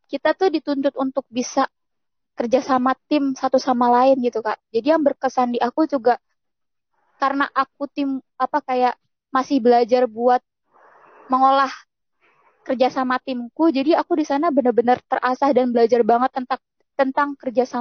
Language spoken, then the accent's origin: Indonesian; Jakarta, Indonesia; aku di sana kan aku dari Jakarta asalnya. Ketika aku tiba di da suatu daerah merasakan banget perbedaannya sih sama di kota sama di sana.